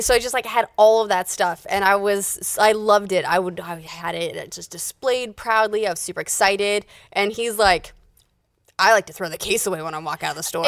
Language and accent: English; Utah, United States; I'm from Utah.